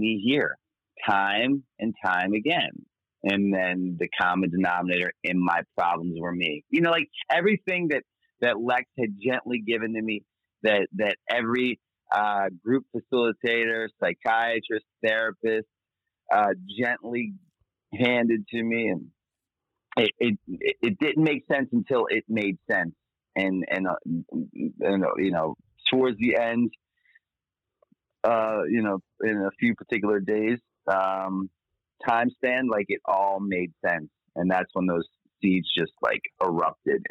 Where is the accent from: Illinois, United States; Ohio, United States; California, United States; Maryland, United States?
Maryland, United States; Baltimore; born and raised in Baltimore, Maryland